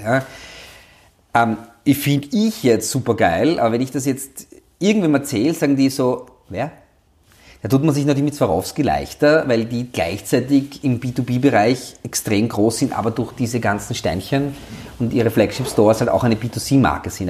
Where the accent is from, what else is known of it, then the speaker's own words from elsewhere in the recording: Austria; bei uns in Österreich